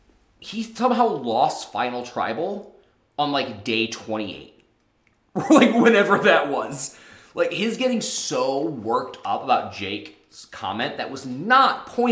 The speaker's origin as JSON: {"language": "English", "region": "Michigan", "country": "United States", "said": "I come from Michigan."}